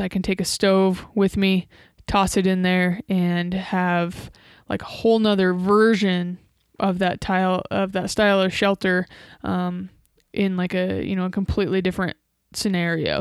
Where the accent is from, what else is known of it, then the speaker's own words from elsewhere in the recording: Nebraska, United States; Nebraska, my home state